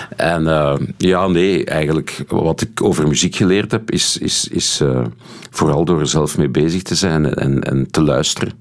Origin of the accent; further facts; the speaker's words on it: Steenokkerzeel, Flanders, Belgium; also born or lived in Haren, Brussels / Brussels; ik ben opgegroeid in Steenokkerzeel. Eh, nu, tot mijn zevende heb ik, eh, woonde ik in, in de gemeente Haren